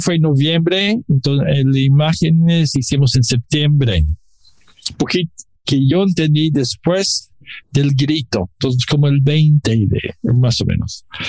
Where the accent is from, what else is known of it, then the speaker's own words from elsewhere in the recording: Mexico City, Mexico; Los dos somos chilangos.